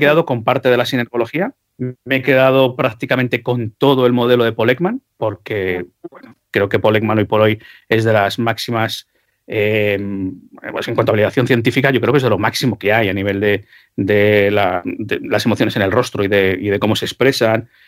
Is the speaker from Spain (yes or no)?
yes; Spain; yo como soy español